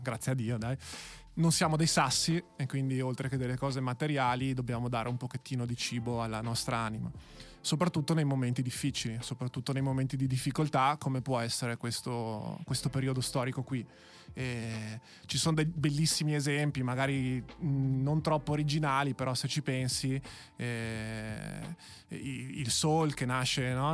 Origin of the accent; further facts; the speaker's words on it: Verona, Veneto, Italy; io che ho fatto il Maffei come, come liceo, quindi sono veronese doc